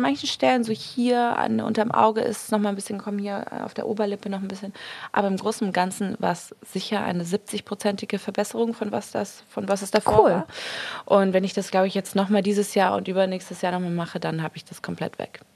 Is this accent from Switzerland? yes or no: no; Marbella, Andalusia, Spain; also born or lived in Munich; now in London, United Kingdom; in Spanien ist es eigentlich, also vor allem da, wo ich aufgewachsen bin